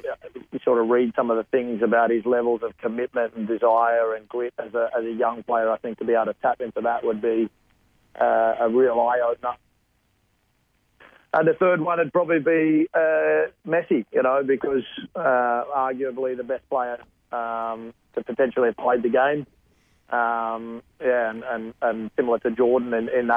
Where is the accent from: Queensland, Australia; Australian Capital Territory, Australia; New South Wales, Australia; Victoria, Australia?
New South Wales, Australia; Sydney; growing up on the Northern Beaches, we supported Manly Seagulls